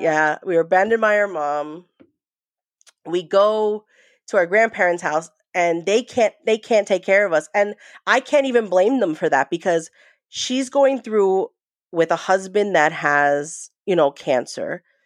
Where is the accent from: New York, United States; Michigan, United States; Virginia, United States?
New York, United States; also born or lived in New Jersey; I was born in New Jersey, but raised in New York